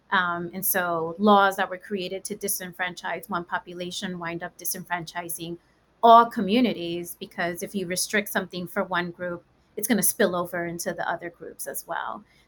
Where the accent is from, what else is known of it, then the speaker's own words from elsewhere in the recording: New York City, New York, United States; now in Georgia, United States; I grew up in the South Bronx in New York, which is one of the poorest counties in the United States